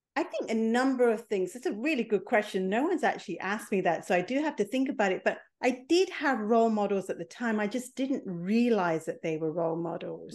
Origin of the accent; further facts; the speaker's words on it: England, United Kingdom; also born or lived in Mombasa, Kenya; I was born in Kenya. I was five months old when my parents left Mombasa and came to England